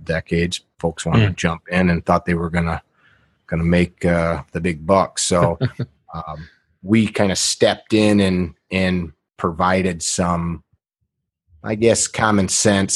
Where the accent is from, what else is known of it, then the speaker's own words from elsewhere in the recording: Midwest, United States; also born or lived in Chicago area, Illinois; I grew up in the Midwest. My family's from Chicago area